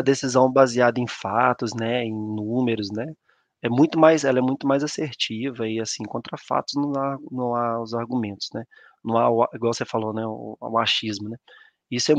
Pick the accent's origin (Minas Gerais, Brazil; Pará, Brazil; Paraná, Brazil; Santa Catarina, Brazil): Minas Gerais, Brazil; São João del-Rei; moved away as an adult; also born or lived in Conselheiro Lafaiete; eu sou natural de São João del Rei, né? A cidade aqui do interior de Minas Gerais